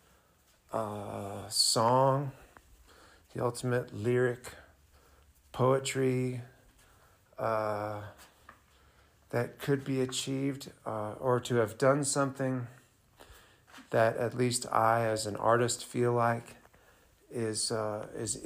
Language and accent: English; Montana, United States; growing up in Montana, we don't have any music industry in Montana